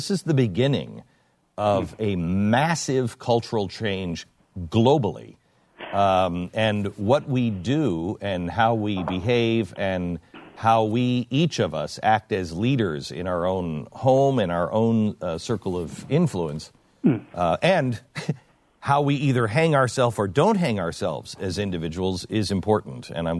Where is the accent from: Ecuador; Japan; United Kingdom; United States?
United Kingdom; I've got some questions, but I don't know what any of this means because I'm British.